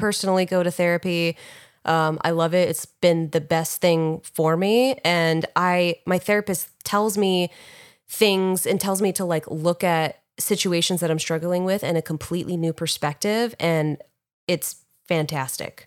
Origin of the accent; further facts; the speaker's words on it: New York, United States; I was in New York, where I was actually born